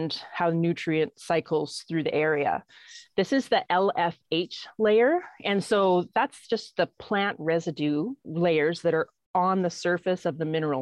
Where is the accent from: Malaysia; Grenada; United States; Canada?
Canada; Okanagan, British Columbia; also born or lived in Peace River / Grande Prairie; now in Alberta, Canada; I was born and raised in the Okanagan